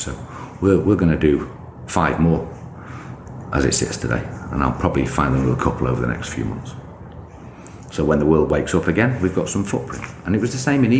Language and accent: English; United Kingdom; I'm just a British kid